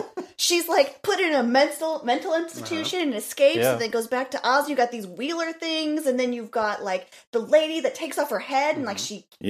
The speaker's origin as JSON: {"language": "English", "town": "St. Louis", "region": "Missouri", "country": "United States", "said": "we are obviously from St. Louis"}